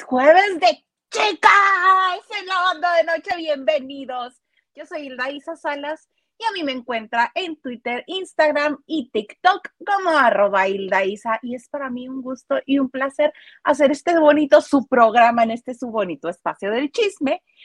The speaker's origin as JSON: {"language": "Spanish", "country": "Mexico", "said": "soy mexicana"}